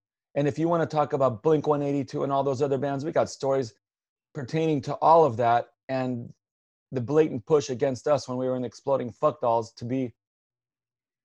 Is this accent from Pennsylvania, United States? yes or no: yes; Lancaster, Pennsylvania, United States; also born or lived in South America; where we lived in Lancaster, PA.